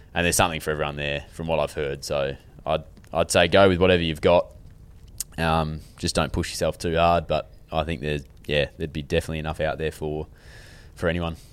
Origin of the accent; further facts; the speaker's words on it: Western Australia, Australia; also born or lived in Melbourne area, Victoria; now in Melbourne, Australia; we're quite W A based here, obviously because we're, we're all from here